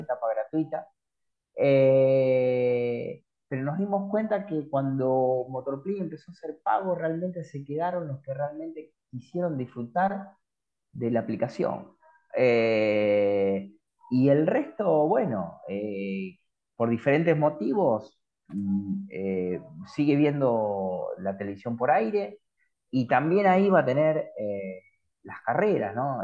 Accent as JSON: {"language": "Spanish", "country": "Argentina", "said": "los argentinos somos complicados"}